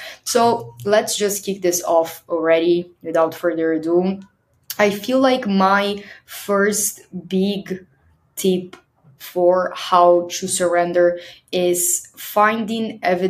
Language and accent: English; Brazil; moved away; I left Brazil I left here, my home country, with a one-way plane ticket.